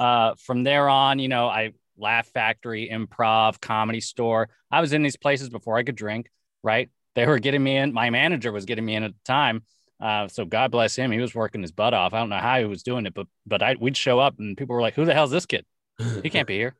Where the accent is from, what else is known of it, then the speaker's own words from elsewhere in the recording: Los Angeles, California, United States; born and raised in Los Angeles